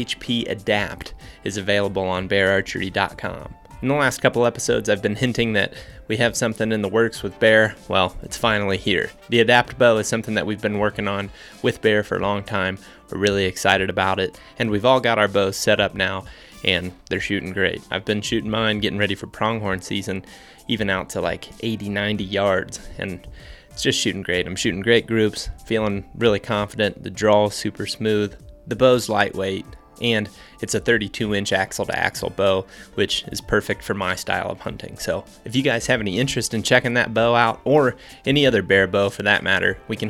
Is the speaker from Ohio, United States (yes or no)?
yes; Ohio, United States; also born or lived in Iowa; now in Colorado, United States; I grew up in Ohio, and then I moved to Iowa, and I was an Iowa resident for 5 years, and then I just recently became a Colorado resident in 2021